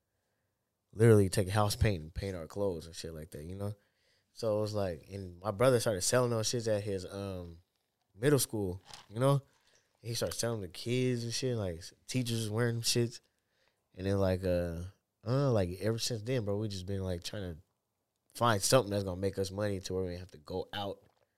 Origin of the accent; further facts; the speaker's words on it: Seattle, Washington, United States; Playing basketball every day, bro. Like, in my neighborhood, bro, there was like kids and shit.